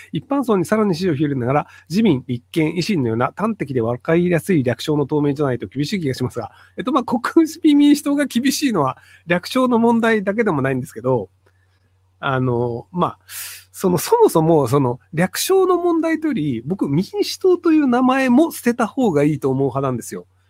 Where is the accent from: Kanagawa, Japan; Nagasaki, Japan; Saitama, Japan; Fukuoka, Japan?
Fukuoka, Japan; Kitakyushu; 同じ北九州出身なんですけど